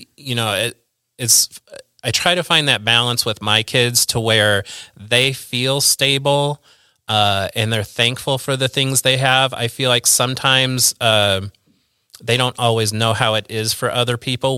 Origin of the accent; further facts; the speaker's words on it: Central Illinois, United States; also born or lived in Peoria, Illinois / East Peoria, Illinois / Bartonville, Illinois / Pekin, Illinois; I've always lived in Central Illinois. I was born in Peoria.